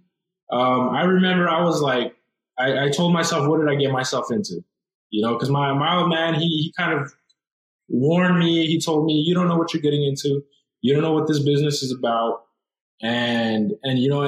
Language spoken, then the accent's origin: English; Douglas, Arizona, United States; we're from Douglas, Arizona. It's a small town. It's a small border town